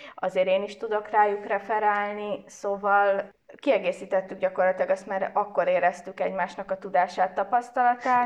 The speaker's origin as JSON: {"language": "Hungarian", "town": "Pécs", "region": "Baranya", "country": "Hungary", "said": "én kicsi Pécsiként"}